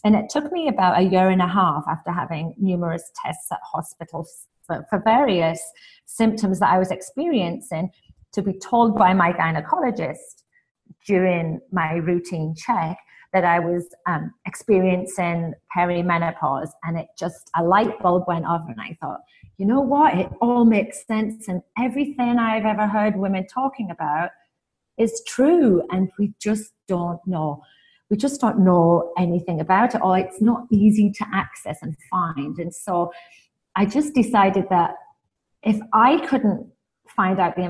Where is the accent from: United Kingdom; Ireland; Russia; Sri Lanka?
United Kingdom; England; also born or lived in Canada; now in Houston, United States; I'm originally from England via Canada and now in Houston, just in case the accent confuses anybody.